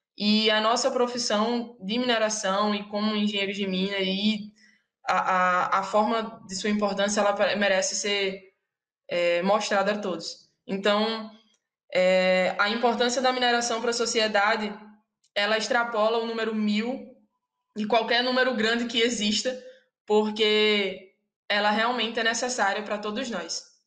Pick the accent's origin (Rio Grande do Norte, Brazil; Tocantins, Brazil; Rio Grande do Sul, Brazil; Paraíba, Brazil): Rio Grande do Norte, Brazil; Natal; somos de, de Natal